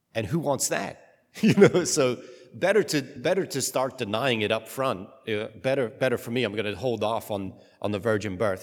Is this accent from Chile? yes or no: no; United Kingdom; I'm British